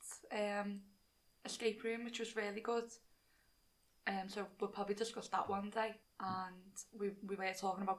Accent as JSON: {"language": "English", "town": "Liverpool", "region": "North West England", "country": "United Kingdom", "accent": "Scouse", "said": "if you couldn't tell by our accents, we're from Liverpool."}